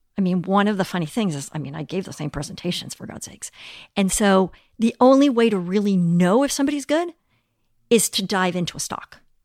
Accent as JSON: {"language": "English", "region": "Mexico City", "country": "Mexico", "tie": "born or raised there", "also_born_or_lived": "Europe", "moved": "yes", "lives_now": "United States", "said": "growing up in Mexico City"}